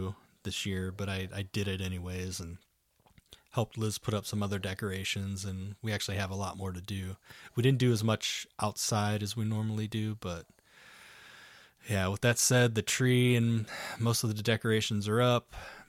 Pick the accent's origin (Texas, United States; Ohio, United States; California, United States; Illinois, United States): Ohio, United States; now in Arizona, United States; Being that I'm born and raised in Ohio, all of my family is back in Ohio